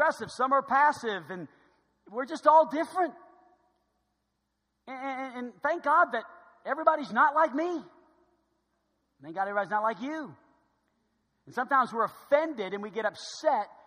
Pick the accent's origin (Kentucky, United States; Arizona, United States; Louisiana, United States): Louisiana, United States; New Orleans; I was growing up in New Orleans